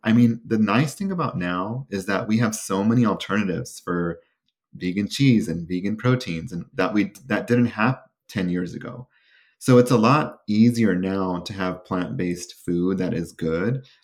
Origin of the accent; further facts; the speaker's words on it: Sacramento, California, United States; my hometown. of Sacramento.